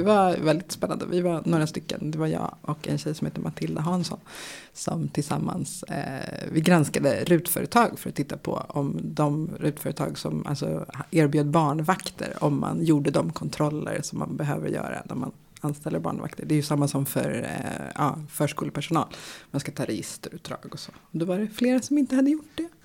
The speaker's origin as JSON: {"language": "Swedish", "town": "Stockholm", "region": "Stockholm County", "country": "Sweden", "tie": "born or raised there", "said": "I Bromma där jag växte upp"}